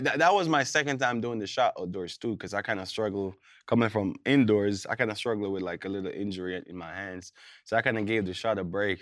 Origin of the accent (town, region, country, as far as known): Jamaica; born or raised there; moved away as an adult; also born or lived in Kansas / Minnesota